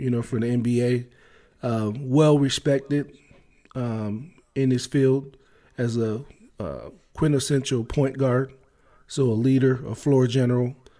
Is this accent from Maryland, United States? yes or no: yes; Maryland, United States; growing up in Maryland